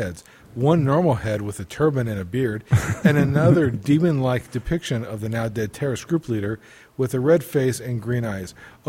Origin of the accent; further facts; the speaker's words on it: United States; because I'm American.